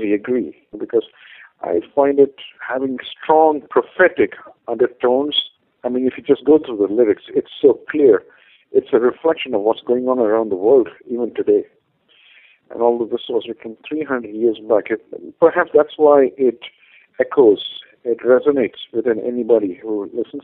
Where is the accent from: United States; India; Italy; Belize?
India; first language Malayalam; English is a second language; My mother tongue is actually a language called Malayalam